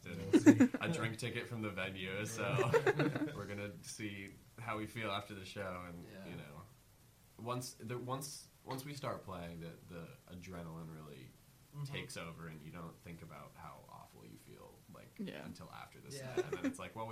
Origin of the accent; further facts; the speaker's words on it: Alexandria, Virginia, United States; now in Philadelphia, United States; we're all from Virginia. We're from Alexandria, Virginia, which is, like, 3 hours north of Richmond